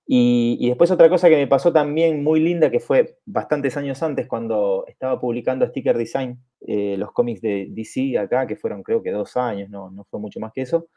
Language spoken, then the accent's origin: Spanish; Bariloche, Río Negro, Argentina; also born or lived in southern Chile; me había pasado 10 años viviendo prácticamente en el campo, en el sur de Chile, donde yo nací, eh, y, viviendo en pueblitos muy chiquitos, y después me vine a Argentina